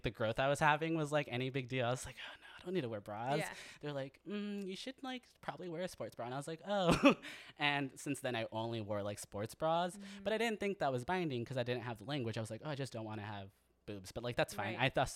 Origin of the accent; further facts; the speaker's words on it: San Jose, California, United States; also born or lived in Santa Cruz, California; I grew up in San Jose, California